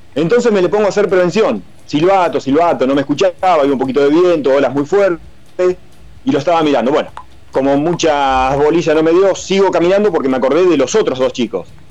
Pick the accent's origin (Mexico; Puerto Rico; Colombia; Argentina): Argentina; moved away; acá los argentinos somos gringos